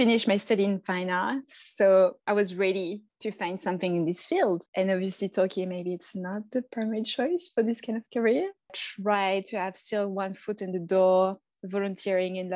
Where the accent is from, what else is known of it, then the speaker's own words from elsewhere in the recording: Lyon, Auvergne-Rhône-Alpes, France; English is a second language; moved away as an adult; also born or lived in Melbourne, Australia; now in Torquay, Australia; I'm originally from Lyon. I am now in Torquay, Victoria, on the surf coast.